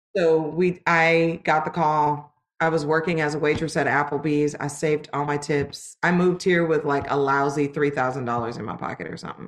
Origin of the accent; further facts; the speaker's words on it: Los Angeles, California, United States; moved away as an adult; also born or lived in Lancaster, California; I'm originally from Los Angeles, California